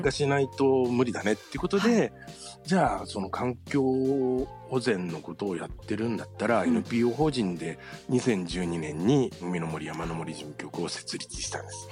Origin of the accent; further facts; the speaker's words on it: Yokohama, Kanagawa, Japan; also born or lived in Kozushima; 地元の横浜に戻ってきたんですけれども